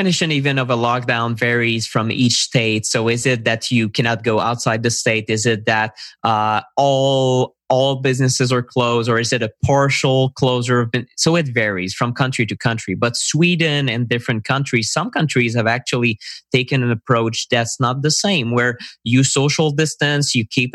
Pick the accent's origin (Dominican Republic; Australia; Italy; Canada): Canada; I'm a Canadian